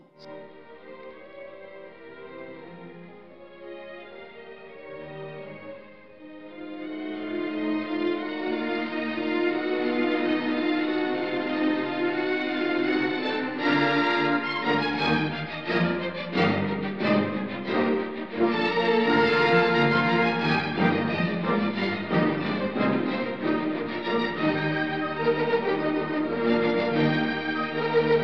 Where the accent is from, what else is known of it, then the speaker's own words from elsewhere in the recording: Istanbul, Turkey; moved away as an adult; also born or lived in New York; now in Los Angeles, United States; I grew up in Istanbul. I lived in New York for 7 years and I moved to LA 6 years ago.